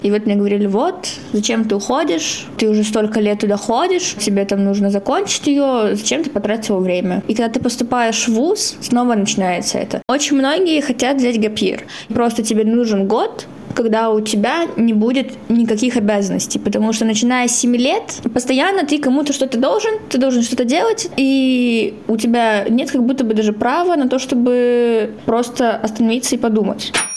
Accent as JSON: {"language": "Russian", "town": "Irkutsk", "region": "Irkutsk Oblast", "country": "Russia", "said": "я из Иркутска, мне 17 лет"}